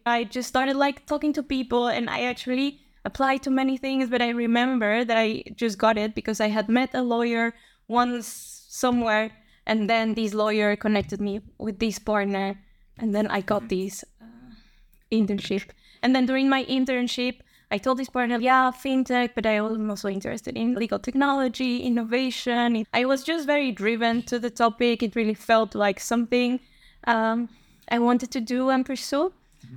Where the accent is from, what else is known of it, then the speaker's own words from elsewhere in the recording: Bogota, Bogotá Capital District, Colombia; moved away as an adult; also born or lived in Singapore / Germany; now in Netherlands; So I'm from Colombia. I was born there and I grew up there. I'm from Bogota, from the capital